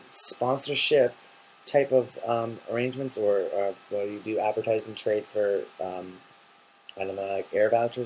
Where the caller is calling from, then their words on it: Seattle, Washington, United States; I'm calling from Seattle, Washington.